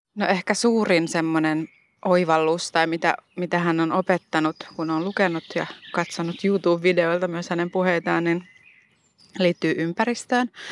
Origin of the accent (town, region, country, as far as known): Helsinki, Uusimaa, Finland; born or raised there